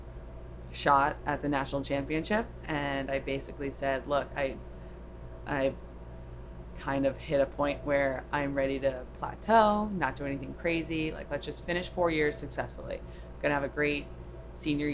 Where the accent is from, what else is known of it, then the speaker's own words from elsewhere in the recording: Orlando, Florida, United States; moved away; also born or lived in California / Boston; I grew up in Florida in Orlando and then went out to California and got to Boston